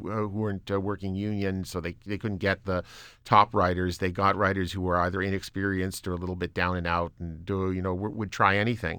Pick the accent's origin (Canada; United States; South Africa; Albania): Canada